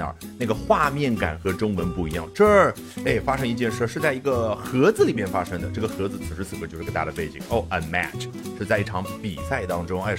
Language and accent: Chinese; China; 尽管面临的是一个美国人，那什么意思？你美国人言下之意就应该比我们中国人更厉害吗？